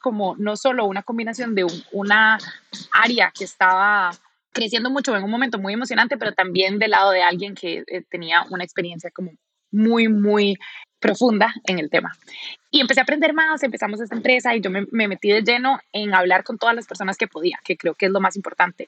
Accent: Costa Rica; now in Silicon Valley, United States; yo soy de Costa Rica y yo he crecido pensando en el café como algo súper importante

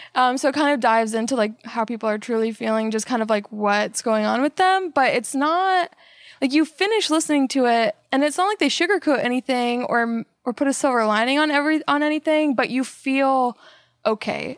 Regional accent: Melbourne, Florida, United States; moved away as an adult; also born or lived in Tallahassee, Florida / Atlanta, Georgia / Germany / San Antonio, Texas; now in Texas, United States; I'm from Florida. uh, Melbourne, Florida

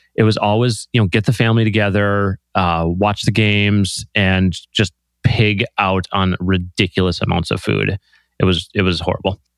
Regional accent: Green Bay, Wisconsin, United States; I grew up in small town Green Bay

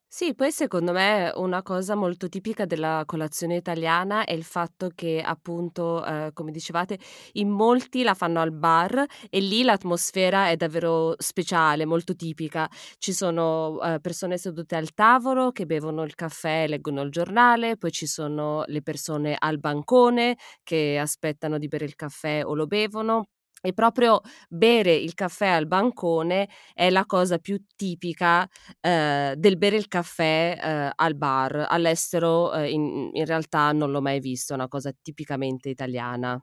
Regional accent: Piedmont, Italy; moved away as an adult; now in Germany; sono piemontese e a Torino

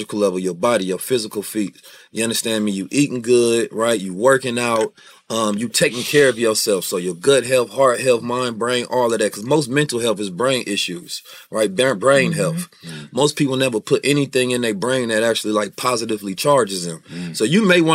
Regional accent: Oakland, California, United States; born or raised there; also born or lived in St. Louis, Missouri

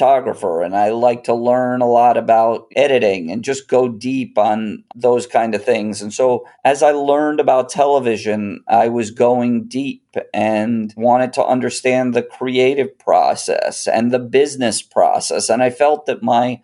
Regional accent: Schenectady, New York, United States; my little public high school in upstate New York

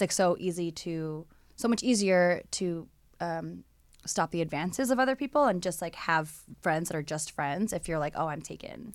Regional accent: Hawaii, United States; moved away; I'm from Hawaii

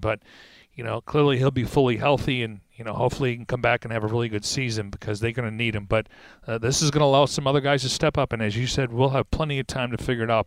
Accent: Niagara Falls, New York, United States; I was from Niagara Falls

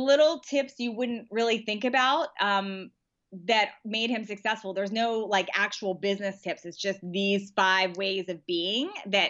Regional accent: Washington, District of Columbia, United States; now in San Diego, United States; Washington, D.C.

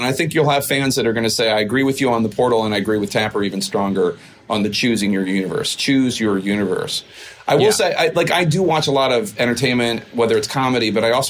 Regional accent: Philadelphia, Pennsylvania, United States; I'm from Philly

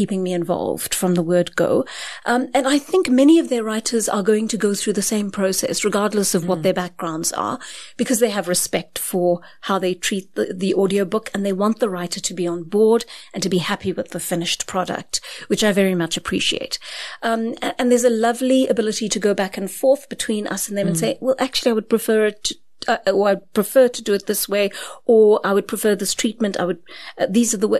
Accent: Durban, KwaZulu-Natal, South Africa; moved away as an adult; now in Johannesburg, South Africa; I came to Johannesburg from Durban as an 18-year-old

